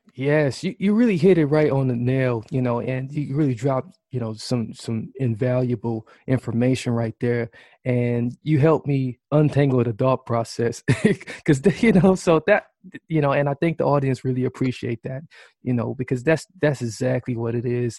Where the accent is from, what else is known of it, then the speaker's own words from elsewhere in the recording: Milwaukee, Wisconsin, United States; Greater Milwaukee, uh, right here in my hometown